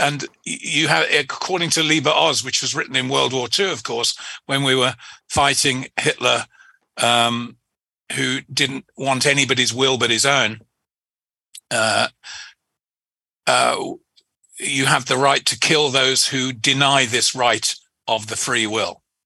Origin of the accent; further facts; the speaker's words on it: England, United Kingdom; as an Englishman, you you grow up